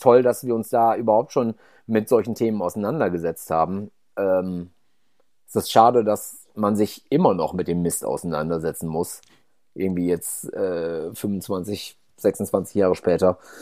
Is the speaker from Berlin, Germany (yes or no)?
no; North Rhine-Westphalia, Germany; ich komme auch aus einem aus dem Haushalt, wo damals halt unendlich viel Fleisch gegessen wurde